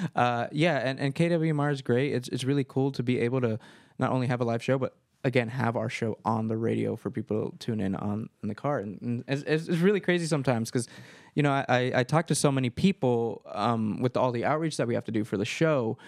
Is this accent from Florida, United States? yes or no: no; Marin County, California, United States; I was born and raised here in Marin County